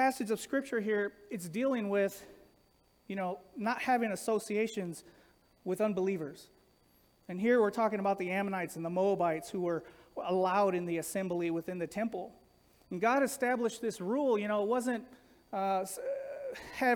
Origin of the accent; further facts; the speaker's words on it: Los Angeles, California, United States; growing up in Los Angeles